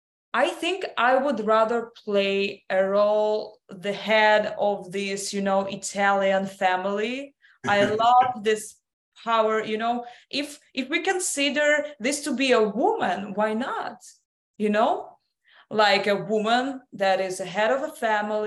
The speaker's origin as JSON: {"language": "English", "country": "Russia", "tie": "born or raised there", "also_born_or_lived": "London", "moved": "yes", "lives_now": "United States", "said": "I was born in Russia. I was educated in London. Then I moved to the United States."}